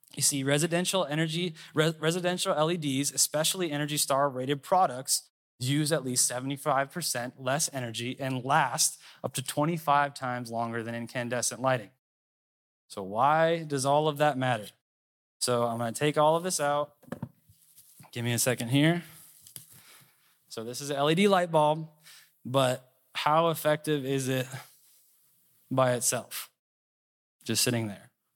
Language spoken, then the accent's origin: English; Minnesota, United States; moved away as an adult; also born or lived in Dallas, Texas; I'm from Minnesota.